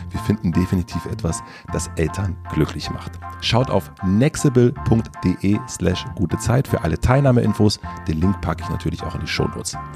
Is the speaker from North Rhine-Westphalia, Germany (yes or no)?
no; Berlin, Germany; Man verrät als Berliner eigentlich nicht, was so der, der See ist.